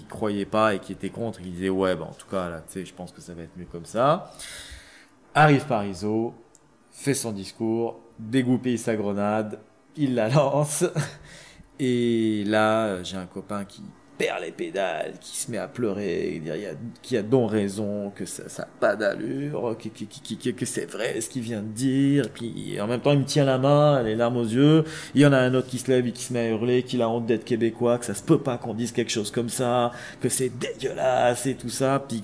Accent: Algeria; moi, je suis algérien, issu d'une guerre.

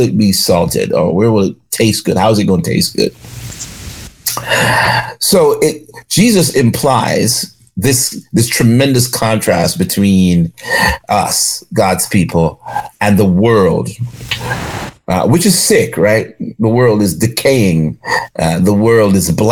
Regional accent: Jamaica; now in Charlotte, United States; When I grew up in Jamaica

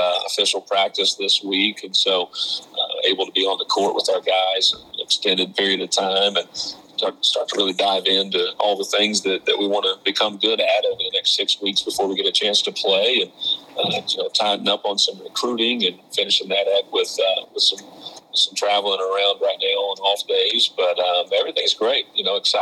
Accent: Floyd County, Kentucky, United States; growing up in Kentucky, you know, you grow up a UK fan

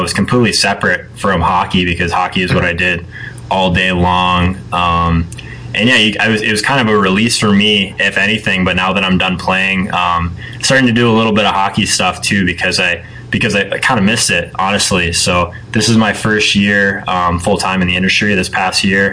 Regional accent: Phoenix, Arizona, United States; moved away as an adult; also born or lived in Penticton, British Columbia; I'm originally from Phoenix, Arizona

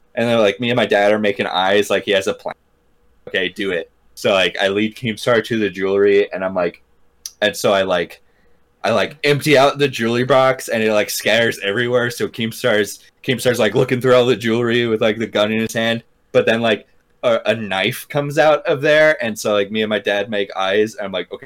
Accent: Deer Park, United States; the house I grew up in Deer Park

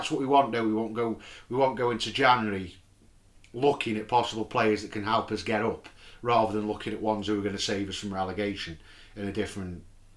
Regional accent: England, United Kingdom; we're English and we're British

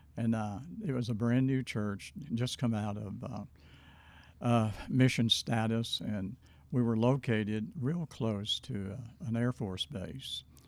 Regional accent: Hope, Arkansas, United States; I was born in Hope, Arkansas, nineteen forty-one

